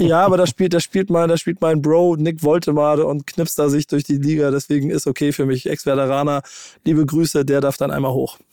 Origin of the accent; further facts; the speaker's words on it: Hamburg, Germany; ich bin ja Hamburger